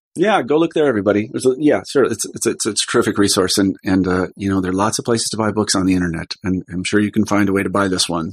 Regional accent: Kansas, United States; moved away as an adult; also born or lived in Iowa; I was growing up in Kansas at the time

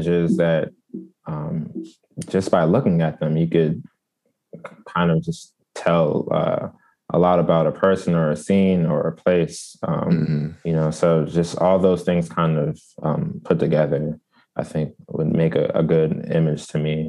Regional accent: Prince George's County, Maryland, United States; also born or lived in Washington, District of Columbia, United States / Pennsylvania; I'm from Prince George's County, Maryland

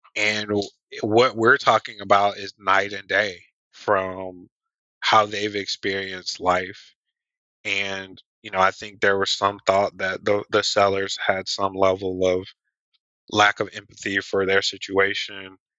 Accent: Atlanta, Georgia, United States; also born and raised in Atlanta, Georgia

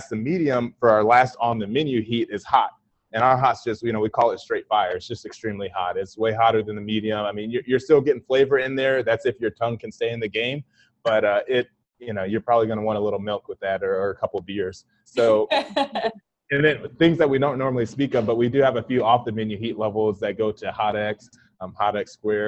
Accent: Akron, Ohio, United States; moved away; I was raised up north in Akron, Ohio, but my family's very southern.

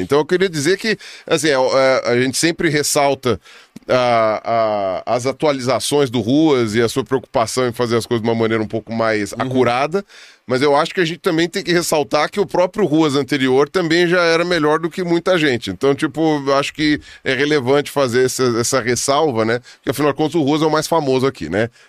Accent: São Paulo, Brazil; Eu sou de São Paulo

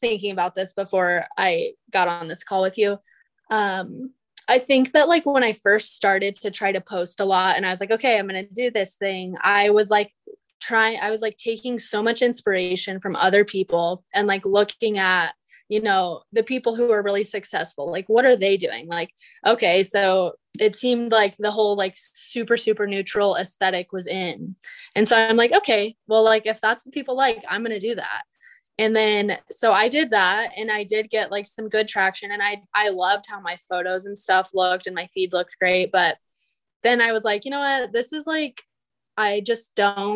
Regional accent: Phoenix, Arizona, United States; also born or lived in Texas / San Francisco; I'm born and raised in Arizona, like the Phoenix area

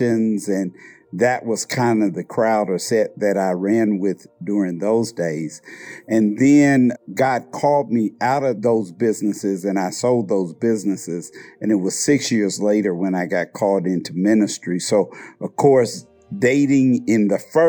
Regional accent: Indianapolis, Indiana, United States; I'm from Indianapolis, Indiana

